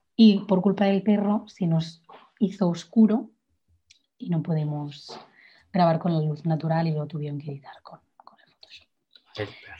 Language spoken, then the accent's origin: Spanish; Igualada, Catalonia, Spain; yo soy de Igualada